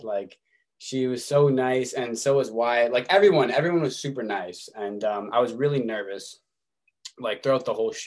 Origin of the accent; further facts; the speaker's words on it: Winnipeg, Manitoba, Canada; my hometown in Winnipeg